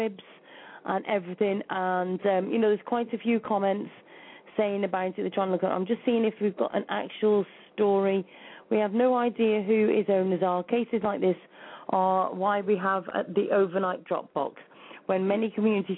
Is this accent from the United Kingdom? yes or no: yes; England, United Kingdom; I'm English